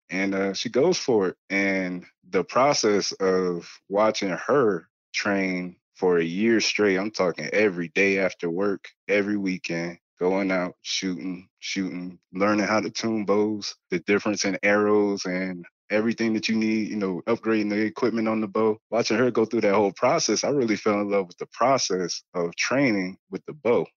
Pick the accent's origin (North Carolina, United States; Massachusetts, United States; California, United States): North Carolina, United States; Spring Lake; moved away as an adult; also born or lived in Washington, D.C. / New Mexico; I'm originally from Washington, D C. I'm really a city kid that moved out to North Carolina